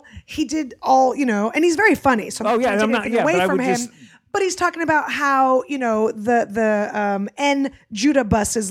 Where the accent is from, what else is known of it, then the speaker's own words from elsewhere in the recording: San Francisco, California, United States; also born or lived in Russia; I grew up in San Francisco